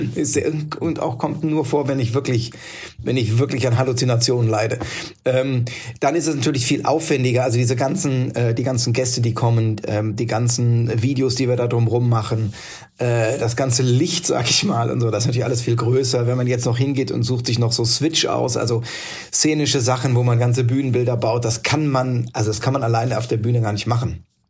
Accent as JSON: {"language": "German", "town": "Neustadt an der Weinstraße", "region": "Rhineland-Palatinate", "country": "Germany", "tie": "born or raised there", "said": "ich bin in Neustadt an der Weinstraße geboren"}